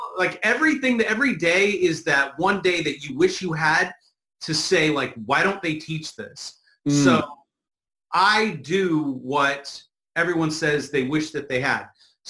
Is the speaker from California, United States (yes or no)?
yes; California, United States; growing up in the hood, I'm from California.